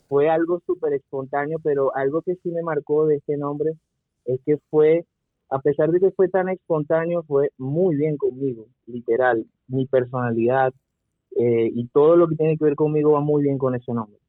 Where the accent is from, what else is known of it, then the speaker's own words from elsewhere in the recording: Venezuela; moved away as an adult; salir de Venezuela